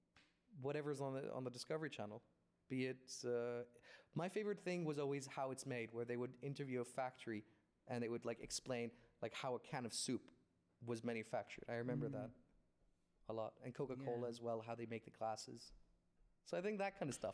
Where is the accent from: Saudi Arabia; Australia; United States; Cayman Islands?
Saudi Arabia; I grew up in the 90s in Saudi Arabia